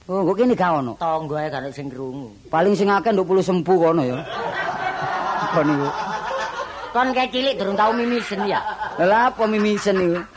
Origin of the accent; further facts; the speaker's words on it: Surabaya, East Java, Indonesia; Saya seorang seniman asal dari kota Surabaya.